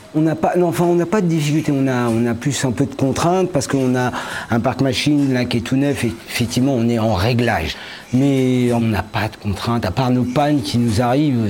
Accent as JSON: {"language": "French", "area": "Paris region", "region": "Île-de-France", "country": "France", "moved": "as an adult", "lives_now": "Morbihan, France", "said": "je suis de la région parisienne à la base et je suis arrivé dans la région du Morbihan"}